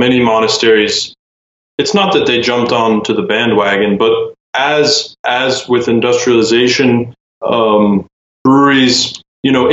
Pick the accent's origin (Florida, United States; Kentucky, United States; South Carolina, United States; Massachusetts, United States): South Carolina, United States; now in Norcia, Italy; I'm originally from South Carolina